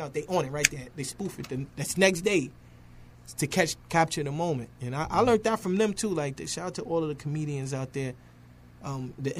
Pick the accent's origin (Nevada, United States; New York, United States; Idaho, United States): New York, United States; New York City; I'm from Harlem too.